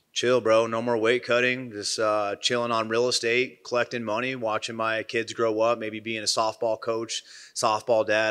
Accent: Midwest, United States; I'm from the Midwest

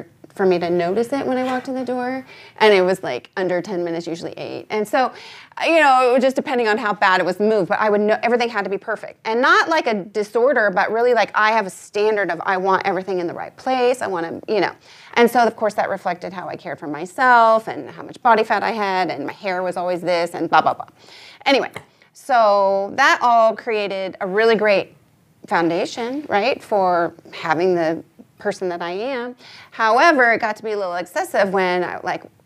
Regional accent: United States; as a young girl and growing up in America

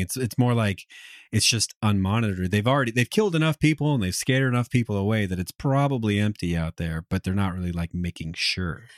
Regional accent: United States; as an American, that it does make up some amount of my identity

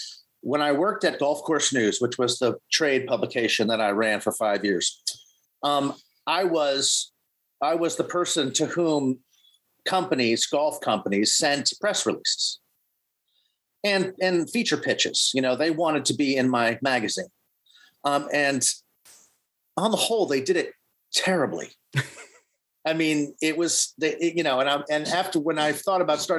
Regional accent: Boston, Massachusetts, United States; moved away as an adult; also born or lived in Maine; I grew up in Boston

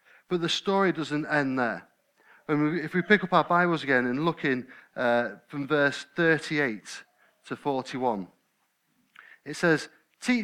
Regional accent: United Kingdom; We're British, aren't we? I nearly said English. I'm not English, I'm British. We're British

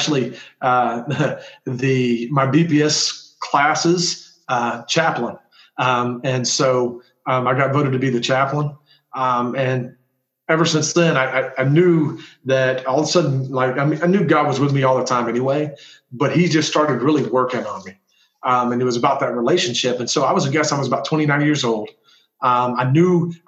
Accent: Texas, United States; also born or lived in Tyler, Texas / Houston, Texas / Atlanta, Texas; I grew up as a coach's kid. I was born in Tyler, Texas. Dad was coaching at Hawkins at the time. We've been to some different places

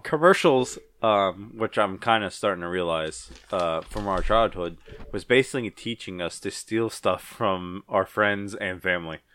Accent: Ponchatoula, Louisiana, United States; I'm from Punchatoula

